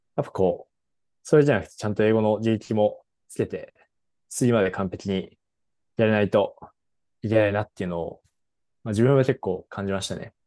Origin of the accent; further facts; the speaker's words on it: Japan; 僕らも日本語で喋ってた